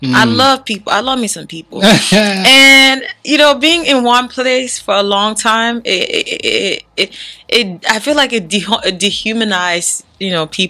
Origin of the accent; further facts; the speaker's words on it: Bonsall, Northwest Region, Cameroon; born there; I'm Cameroonian. What part of Cameroon? Okay, good story. I was born in Bonsall, Cameroon. Bonsall, yeah. But my parents, my whole family is from Batibo.